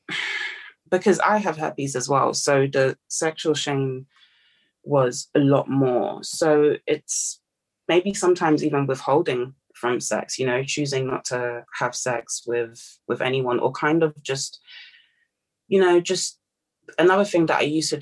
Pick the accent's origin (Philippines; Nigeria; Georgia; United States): Nigeria; now in United Kingdom; I'm Nigerian